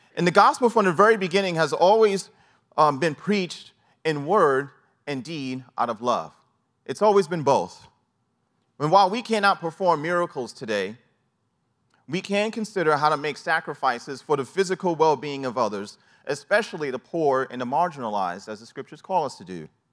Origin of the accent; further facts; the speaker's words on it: New York City, New York, United States; growing up in New York City